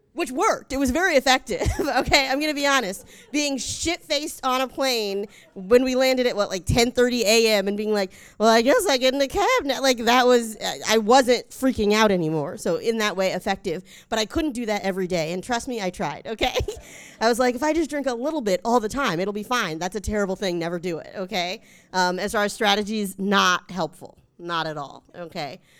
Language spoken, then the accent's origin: English; North Carolina, United States; I'm from North Carolina, we have to pick a side when we're born